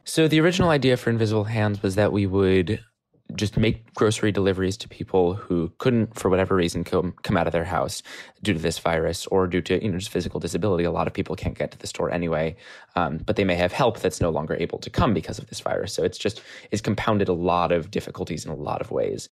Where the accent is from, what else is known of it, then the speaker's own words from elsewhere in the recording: New York City, New York, United States; I'm from New York City